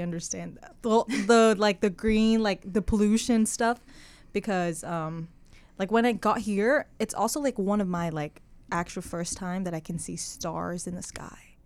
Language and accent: English; Hanoi, Vietnam; English is a second language; moved away as an adult; now in Corvallis, United States; I was born and raised in Hanoi, which is, like, one of the biggest city